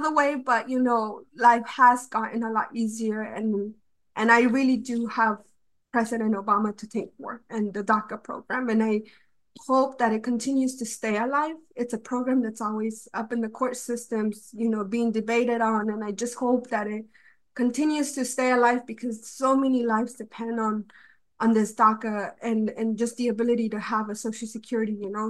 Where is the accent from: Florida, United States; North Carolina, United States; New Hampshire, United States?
North Carolina, United States; also born or lived in Mexico City, Mexico; basically have grown up in North Carolina my whole life.